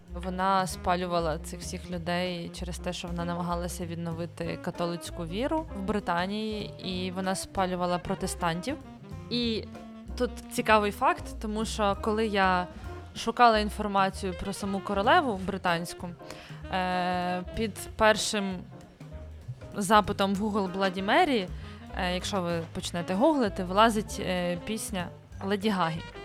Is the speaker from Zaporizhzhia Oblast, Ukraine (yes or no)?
no; Kyiv Oblast, Ukraine; Я з Київської області, в нас не було такої традиції